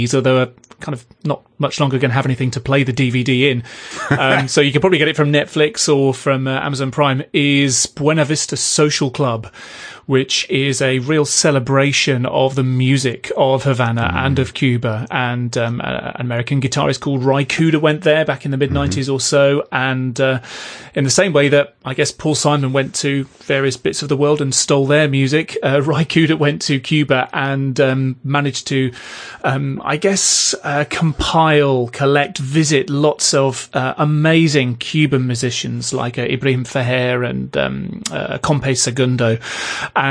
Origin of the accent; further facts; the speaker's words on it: United Kingdom; being British